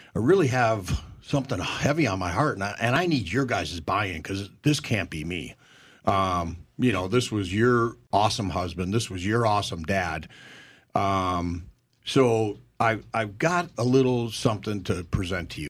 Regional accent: Minnesota, United States; moved away; we come from Minnesota together

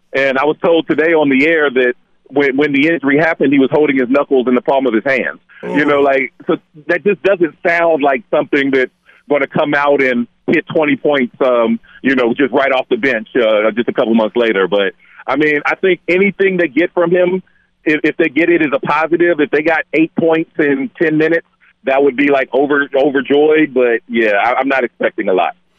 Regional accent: Dayton, Ohio, United States; I'm, I'm from from Dayton, Ohio.

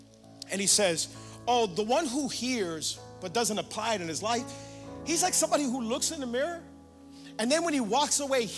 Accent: Cutler Ridge, Florida, United States; I grew up here in Cutler Ridge

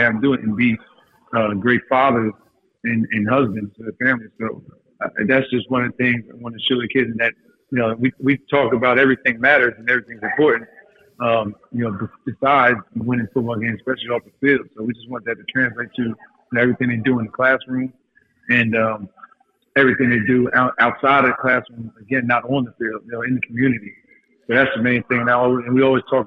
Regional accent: Montclair, New Jersey, United States; that's where we grew up in Montclair, in New Jersey.

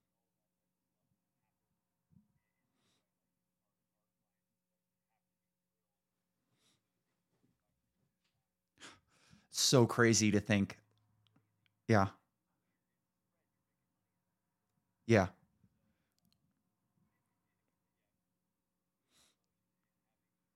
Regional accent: California, United States; moved away as an adult; now in Boise, United States; I'm from California. I live in Boise now

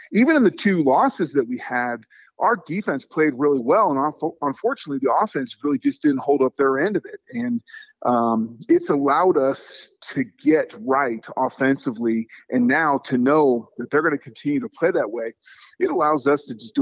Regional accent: the Bay Area, California, United States; moved away as an adult; now in Nevada, United States; I grew up in the Bay Area and, you know, watching the Oakland Raiders back in the day. And now, you know, being a resident of Nevada for, you know, 30 years

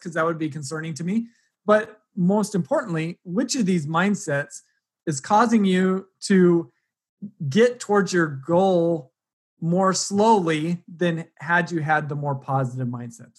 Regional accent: Utah, United States; I grew up in Utah going to rodeos in the summer

